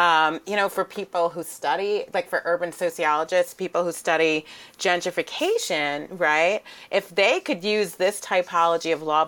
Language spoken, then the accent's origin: English; New York, United States; growing up in New York